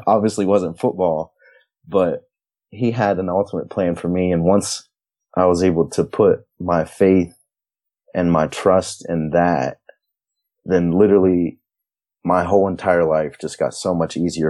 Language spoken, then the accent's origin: English; New Lexington, Ohio, United States; that's how my hometown was too, New Lexington. We were a small town